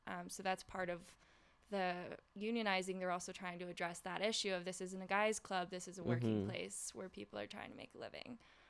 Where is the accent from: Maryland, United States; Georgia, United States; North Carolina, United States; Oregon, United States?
North Carolina, United States; from North Carolina, so I kind of think